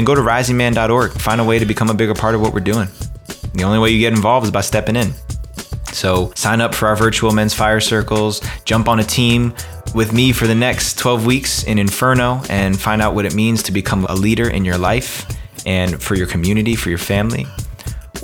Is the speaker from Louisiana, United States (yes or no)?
no; Ridgewood, New Jersey, United States; I was born in Ridgewood, New Jersey, and my family comes from Japan on my father's side and Italy on my mother's side.